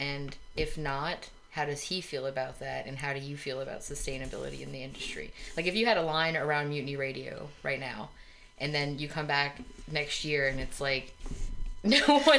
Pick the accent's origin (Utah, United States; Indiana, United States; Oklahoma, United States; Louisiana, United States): Louisiana, United States; New Orleans; I think I said, we're from New Orleans, and why aren't you coming to New Orleans?